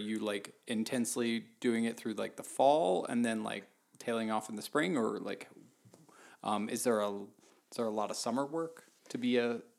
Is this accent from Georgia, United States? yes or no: yes; Atlanta, Georgia, United States; born there; also born or lived in Baltimore; Baltimore. Baltimore for a while, and then but I was born in Atlanta.